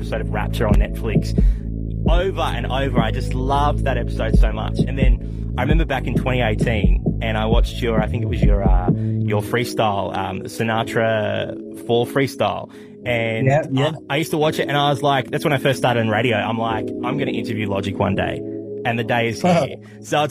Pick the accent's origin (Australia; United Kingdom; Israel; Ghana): Australia; I'm Australian